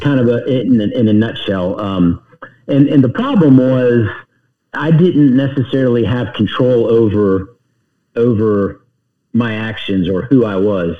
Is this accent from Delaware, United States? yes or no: no; Charlotte, North Carolina, United States; also born or lived in Youngstown, Ohio; I grew up in the South. I claim the South